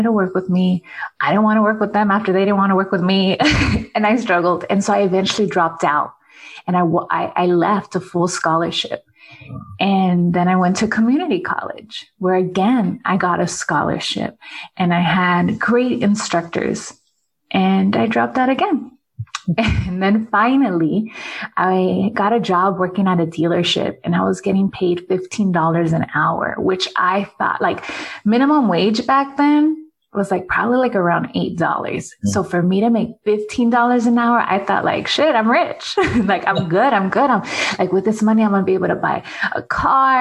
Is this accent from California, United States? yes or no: yes; Los Angeles, California, United States; I grew up in LA too